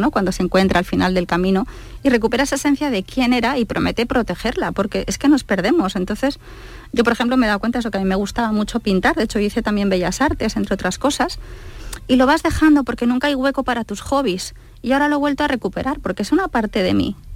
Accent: Basque Country, Spain; porque yo soy vasca en realidad, yo soy muy del norte

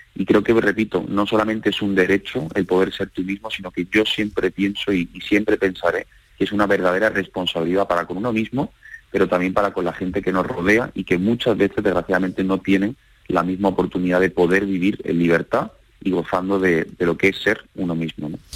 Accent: Seville, Andalusia, Spain; moved away as an adult; now in Madrid, Spain; Yo soy sevillano viviendo en Madrid y soy una minoría ¿no? de sevillanos en Madrid.

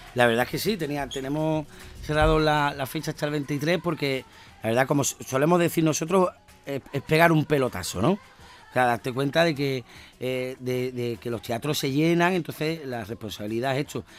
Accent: Andalusia, Spain

